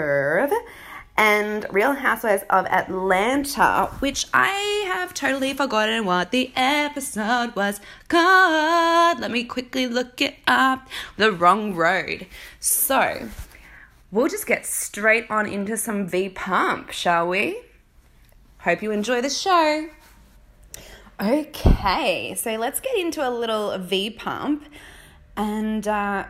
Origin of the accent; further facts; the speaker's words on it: Australia; now in United Kingdom; I'm from Australia, but what I'm doing is traveling around the UK, you know, doing pet sitting